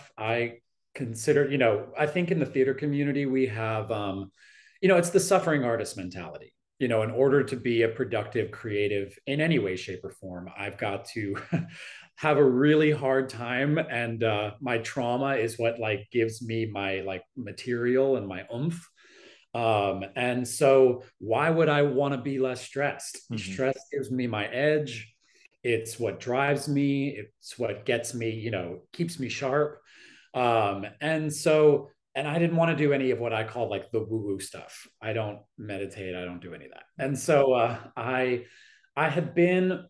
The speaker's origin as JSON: {"language": "English", "area": "Southern US", "region": "Southern United States", "country": "United States", "tie": "born or raised there", "moved": "yes", "said": "I grew up in the Southern US"}